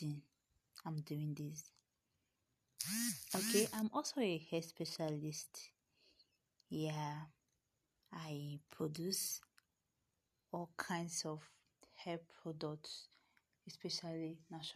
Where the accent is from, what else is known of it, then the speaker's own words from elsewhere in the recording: Delta, Nigeria; I'm from Nigeria, Delta State precisely.